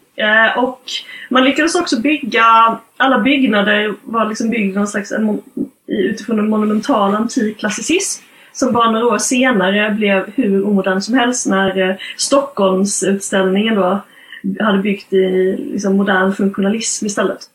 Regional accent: Gothenburg, Västra Götaland, Sweden; vi göteborgare

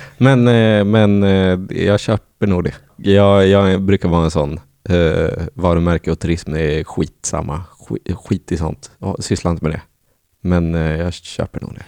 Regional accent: Norrland, Sweden; moved away; jag som är från Norrland

